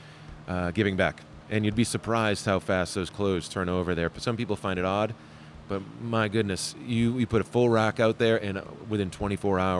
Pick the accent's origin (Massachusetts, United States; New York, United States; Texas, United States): Massachusetts, United States; moved away as an adult; also born or lived in Vermont / New Hampshire / Boston / Chicago; now in Hendersonville, United States; I grew up north of Boston on the New Hampshire line